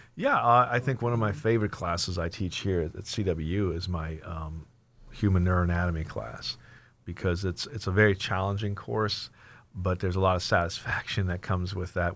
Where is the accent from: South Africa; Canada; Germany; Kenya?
Germany; moved away; also born or lived in Plano, Texas, United States / Washington, United States; I was born and raised in Germany, but then was transplanted, uh, transplanted to Texas, so I kinda consider myself a Texan by, by default.